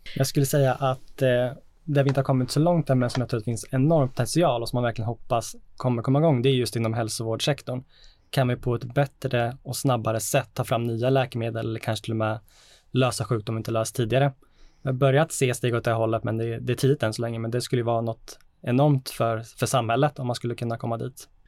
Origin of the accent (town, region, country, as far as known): Sweden